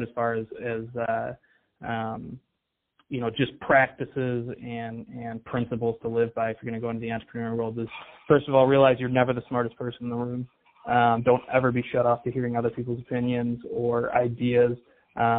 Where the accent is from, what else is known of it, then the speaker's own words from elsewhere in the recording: Detroit, Michigan, United States; I'm from the Detroit area